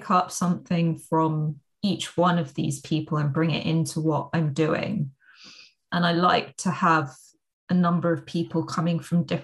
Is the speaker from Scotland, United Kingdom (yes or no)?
no; London, United Kingdom; now in Spain; So I am from London, but actually I spend quite a lot of my time living in Spain